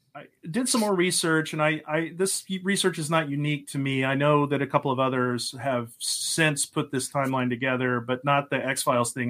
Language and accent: English; Lubbock, Texas, United States; now in Pennsylvania, United States; I grew up in Texas, uh, lived the early part of my life out near Lubbock in the middle of nowhere.